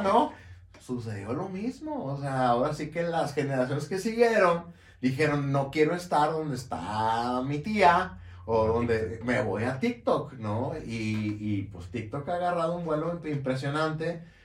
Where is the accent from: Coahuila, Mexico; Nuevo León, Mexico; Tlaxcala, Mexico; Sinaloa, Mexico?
Nuevo León, Mexico; Monterrey; haría una taquiza de carne asada, este, como buen regio